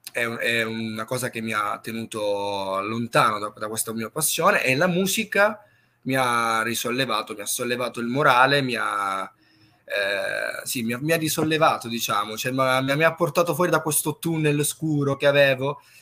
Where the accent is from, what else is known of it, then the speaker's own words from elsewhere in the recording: Crotone, Calabria, Italy; Calabria, sì, sì, sì. E, eh, e, qui nella mia città, nella piccola città di Crotone